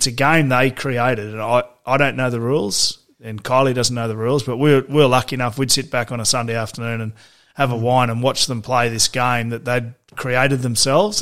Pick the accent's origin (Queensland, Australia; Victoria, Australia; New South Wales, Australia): Queensland, Australia; Toowoomba; growing up in Toowoomba